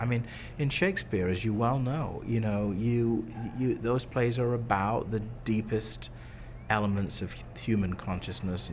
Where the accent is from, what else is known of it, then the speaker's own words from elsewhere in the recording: United Kingdom; moved away as an adult; now in Chicago, United States; I'm originally British, and I studied drama in the UK university, and I ended up going to grad school in the US